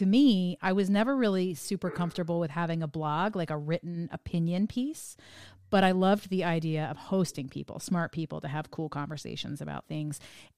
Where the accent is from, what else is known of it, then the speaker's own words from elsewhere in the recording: New Jersey, United States; Most of our friends growing up in New Jersey either did that or they went to New York